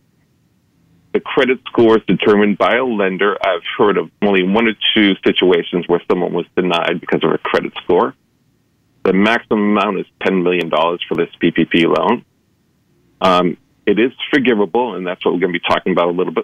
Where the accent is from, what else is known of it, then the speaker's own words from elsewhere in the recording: East Coast, United States; now in Los Angeles, United States; I grew up in the East Coast.